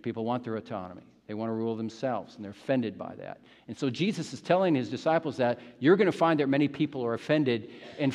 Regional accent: Midwest, United States; moved away; from the Midwest where I grew up in the United States

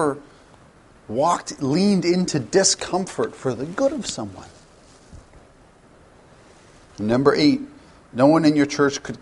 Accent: Canada; as a Canadian

